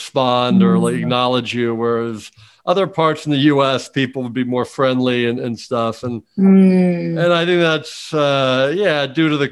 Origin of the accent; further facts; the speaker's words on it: Bryn Mawr, Pennsylvania, United States; moved away as an adult; also born or lived in Washington, D.C.; now in Miami, United States; I was born in Washington, D.C., but I grew up in this town called Bryn Mawr, Pennsylvania, which is outside of, like, it's basically Philadelphia, but it's a suburb, Philadelphia